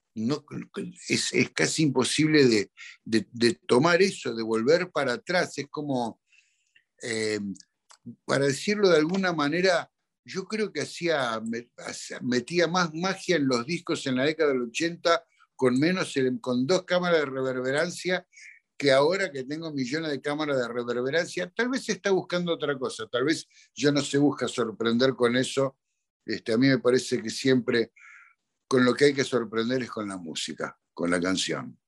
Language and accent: Spanish; Argentina; en mi país